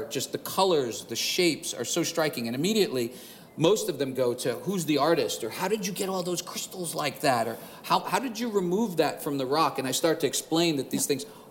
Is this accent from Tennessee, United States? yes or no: no; New York City, New York, United States; a city kid growing up in Queens, New York